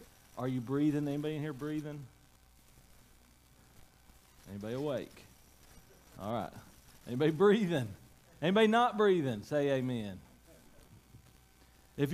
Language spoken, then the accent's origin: English; United States; You know, I grew up in Macaufa County.